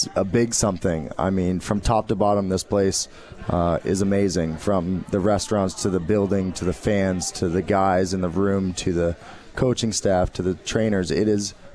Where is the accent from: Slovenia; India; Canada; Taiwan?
Canada; Ottawa, Ontario; moved away; also born or lived in Washington; I grew up in Ottawa